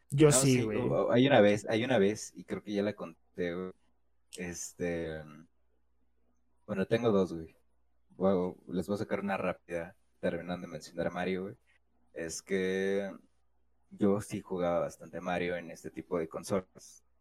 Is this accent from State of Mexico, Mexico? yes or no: no; Mexico City, Mexico; Soy citadino, güey. Soy chilango, güey.